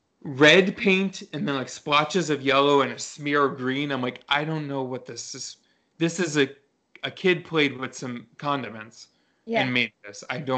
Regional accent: New York City, New York, United States; moved away; I'm originally from New York.

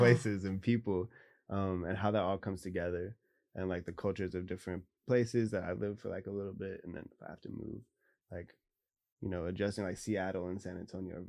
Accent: Bavaria, Germany; born there; also born or lived in Tacoma, United States; So I was born in Germany till three, and then however many years until nine.

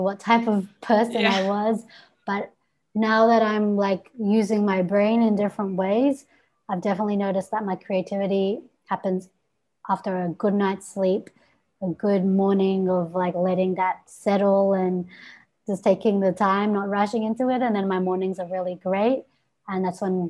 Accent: Melbourne, Victoria, Australia; I am from Melbourne, Australia.

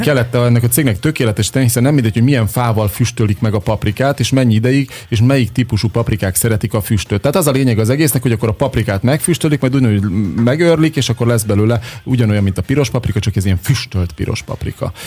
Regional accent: Érd, Pest, Hungary; érdi vagyok, tősgyökeres érdi

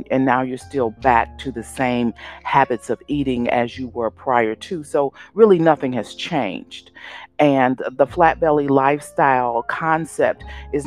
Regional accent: Chicago, Illinois, United States; my hometown, Chicago

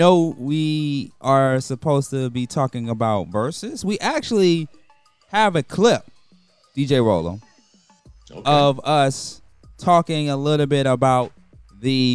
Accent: Atlanta, Georgia, United States; I'm from Atlanta. Grew up on a lot of So-So Def records

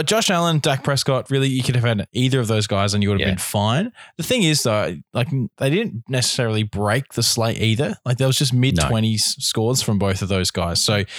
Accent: Australia; It's where all the Australians can play. So we are Australian, so we talk about DraftStars.

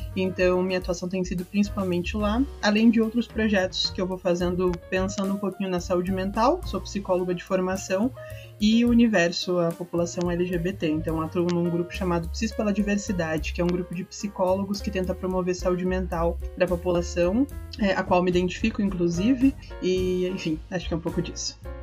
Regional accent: São Paulo, Brazil; sou de São Paulo também

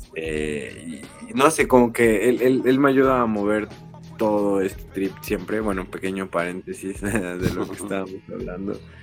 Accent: Zamora, Michoacán, Mexico; moved away as an adult; also born or lived in Morelia; now in Mexico City, Mexico; yo soy originario de Zamora, Michoacán

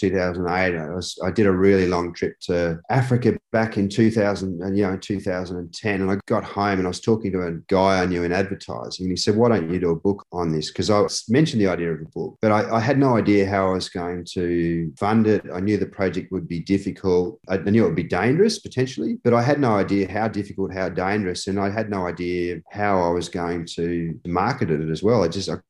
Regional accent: Perth, Western Australia, Australia; Every time pretty much I fly back into Australia, I struggle with that. I struggle seeing, you know, my hometown Perth looks as though it's been cleaned with a toothbrush every time I come back in.

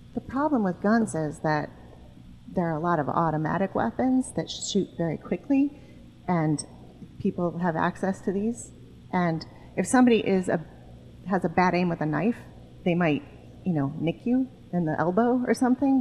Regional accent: suburb of Chicago, Illinois, United States; I come from a suburb of Chicago that my parents moved to when I was three

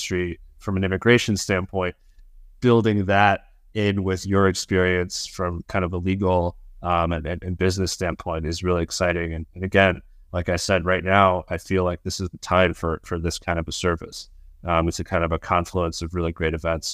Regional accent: United States; I'm American

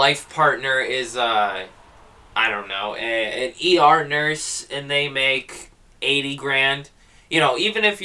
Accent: United States; our day-to-day life as an American

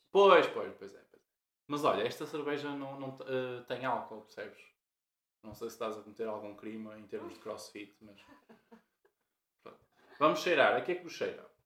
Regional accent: Porto, Norte, Portugal; sei se nota pelo sotaque, mas somos do Porto

